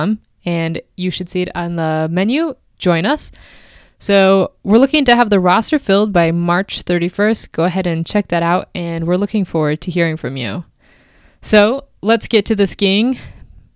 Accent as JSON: {"language": "English", "region": "Southern Arizona", "country": "United States", "tie": "born or raised there", "said": "I grew up in Southern Arizona"}